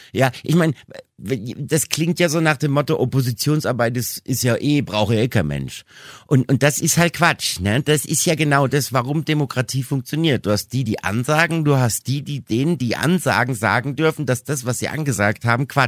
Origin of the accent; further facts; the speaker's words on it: Hesse, Germany; Ich komme aus Hessen.